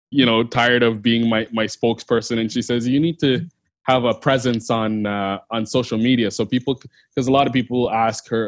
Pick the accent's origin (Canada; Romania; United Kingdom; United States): Canada; and uh, I set the Canadian as a Canadian athlete.